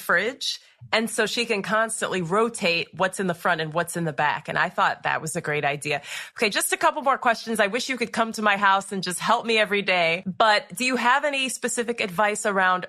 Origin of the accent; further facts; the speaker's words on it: Ohio, United States; now in Florida, United States; I'm from Ohio, and now I live in Florida.